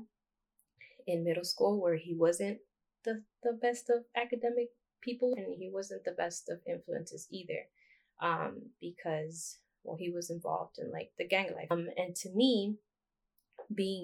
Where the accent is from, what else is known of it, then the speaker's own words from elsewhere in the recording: Los Angeles, California, United States; I grew up in South Central LA.